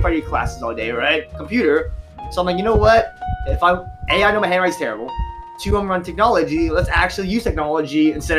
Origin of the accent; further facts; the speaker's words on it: California, United States; I'm from California, so I've lived the majority of my life.